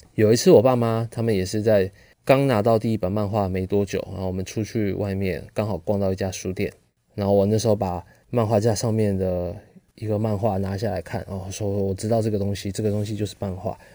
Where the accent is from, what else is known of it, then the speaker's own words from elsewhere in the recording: Pingtung, Pingtung County, Taiwan; 虽然是在屏东这种乡下地方出生的，啊，因为我是屏东人